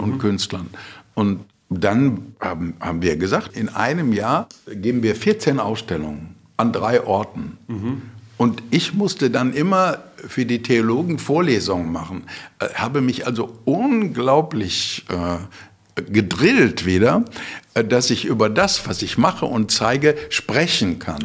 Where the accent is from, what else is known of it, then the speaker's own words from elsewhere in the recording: Bottrop, North Rhine-Westphalia, Germany; moved away; also born or lived in Frankfurt; ich komme aus Bottrop